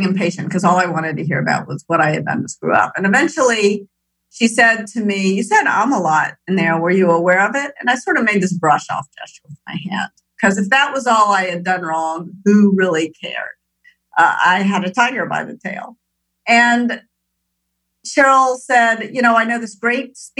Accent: Memphis, Tennessee, United States; moved away as an adult; also born or lived in Minneapolis, Minnesota / Moscow; born in Minneapolis, but raised in Memphis, Tennessee

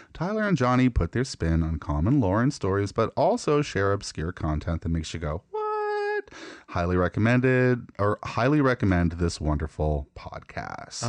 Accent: Canada

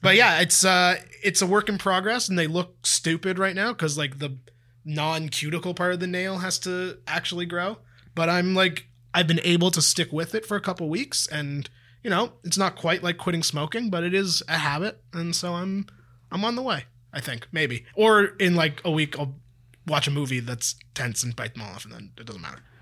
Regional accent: Toronto, Ontario, Canada; I've lived in Toronto for m, almost my entire life except when I went to university

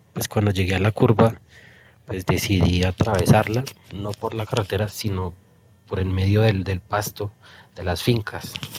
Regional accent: El Colegio, Cundinamarca, Colombia; yo soy mm, de un pueblito de mesitas del colegio que se llama La Victoria

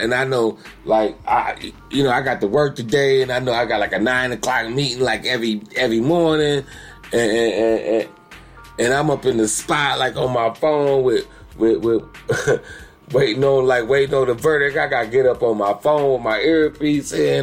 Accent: Elyria, Ohio, United States; also born or lived in Cleveland, Ohio; I am from Cleveland, Ohio. Elyria, West Side

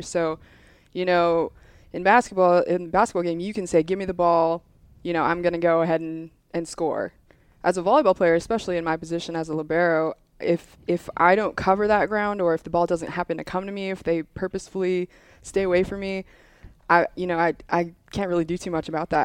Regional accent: Hawaii, United States; moved away as an adult; I'm originally from Hawaii

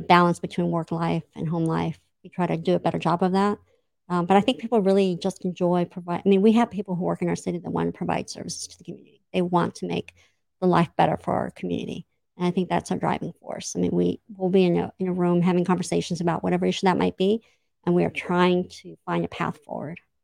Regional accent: Imperial Beach, California, United States; I grew up in Imperial Beach

